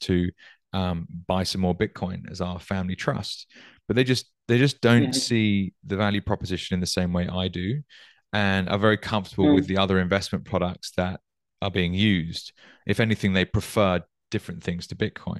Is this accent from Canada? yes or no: no; United Kingdom; I grew up in the UK